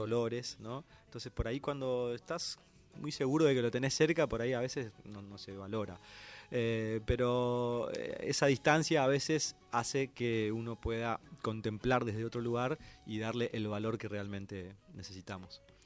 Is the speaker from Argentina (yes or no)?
yes; Santo Tomé, Corrientes, Argentina; moved away; mi querido pueblo Santo Tomé